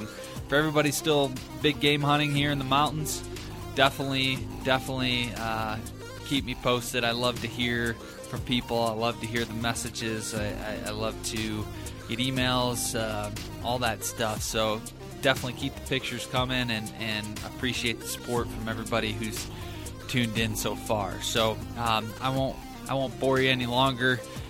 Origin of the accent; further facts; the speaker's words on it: Michigan, United States; especially in my home state of Michigan